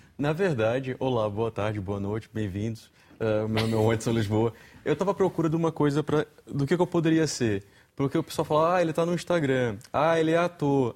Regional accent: Brazil; moved away as an adult; now in Portugal; venho do Brasil

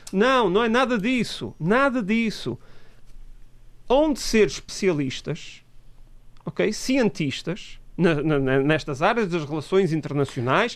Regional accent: Portugal; somos portugueses também

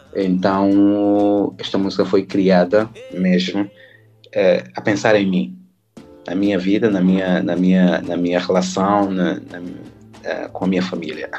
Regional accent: São Tomé & Príncipe; moved away as an adult; also born or lived in Portugal; now in France; Santo Tomé e Príncipe, é, meu país

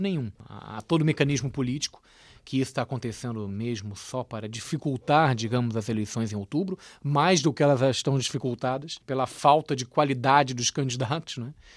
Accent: Brazil; Como brasileiro, eu posso falar, porque eu amo meu país

